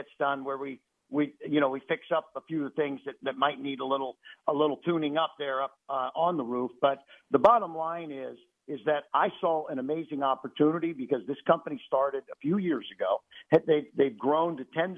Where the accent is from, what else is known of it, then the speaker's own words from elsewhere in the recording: Cincinnati, Ohio, United States; now in Central Florida, United States; I grew up in Cincinnati, Ohio, so I'm a Midwest boy.